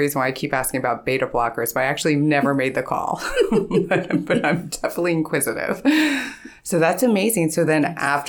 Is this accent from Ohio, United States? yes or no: yes; Ohio, United States; also born or lived in California, United States; But I grew up here in Ohio, so.